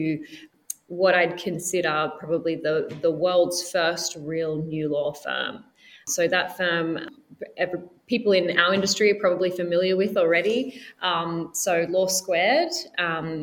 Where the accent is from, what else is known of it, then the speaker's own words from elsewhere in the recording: Australia; moved away; I'm Australian